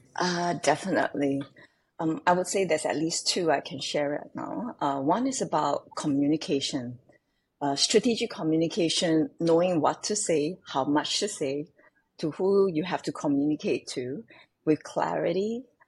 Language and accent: English; Singapore; growing up in Singapore can be quite different from most. When I was growing up, I was living in the kampong.